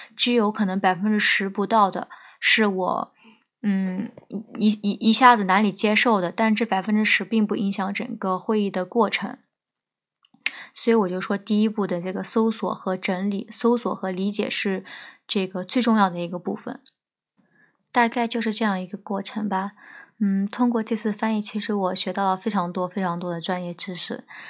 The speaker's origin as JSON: {"language": "Chinese", "region": "southern China", "country": "China", "said": "我是南方人，不是很适应北方这种干燥的气候"}